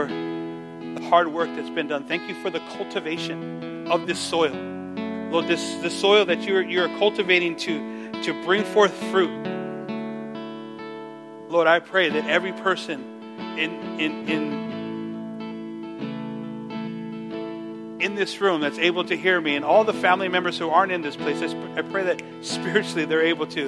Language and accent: English; Los Angeles, California, United States; I'm from East